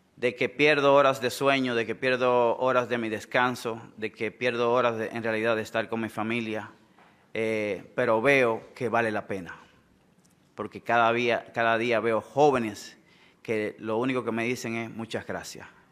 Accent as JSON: {"language": "Spanish", "region": "San Pedro de Macorís", "country": "Dominican Republic", "tie": "born or raised there", "said": "oriundo de San Pedro de Macorís"}